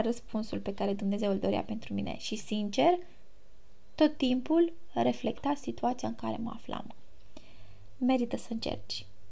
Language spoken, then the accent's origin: Romanian; Romania; moved away as an adult; now in Greece; eu sunt româncă